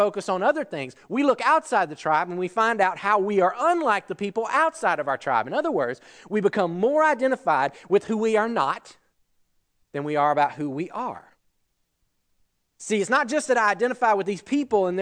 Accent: Georgia, United States; I grew up in Georgia. It's all I've ever known

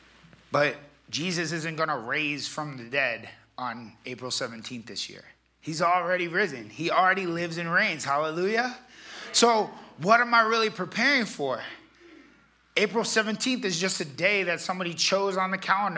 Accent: Florida, United States; I'm from Florida

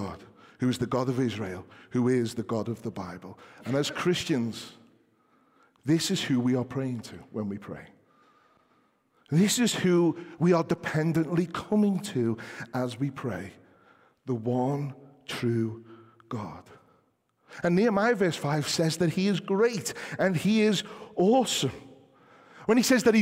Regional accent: England, United Kingdom; us as English people

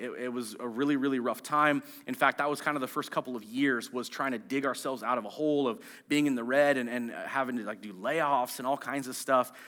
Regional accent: Marysville, United States; I grew up in Marysville

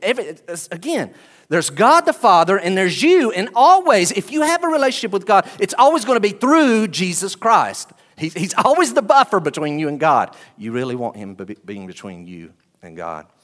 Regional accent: United States; I am an American. Praise the Lord, I am too.

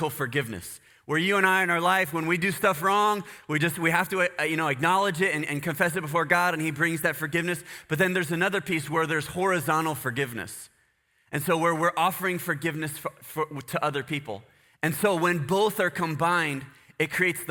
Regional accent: United States; I'm not Guatemalan. I'm American

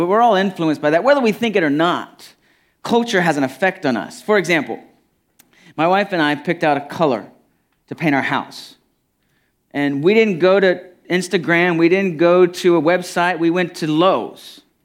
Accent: United States; I'm real familiar with my culture as an American

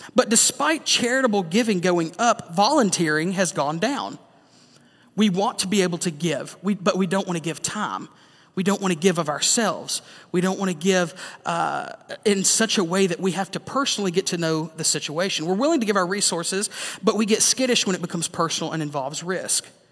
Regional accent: the South, United States; growing up in the South

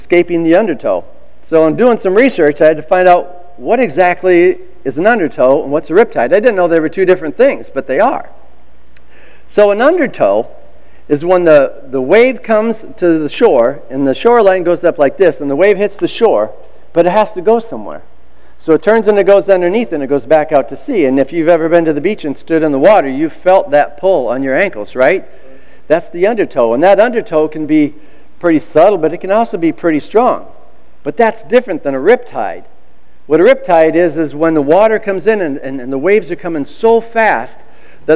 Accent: Iowa, United States; moved away as an adult; also born or lived in California; I was 19 years old, I moved from Iowa to California

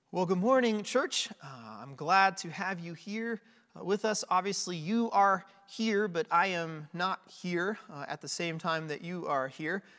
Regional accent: United States; now in Northeast Ohio, United States; being an American

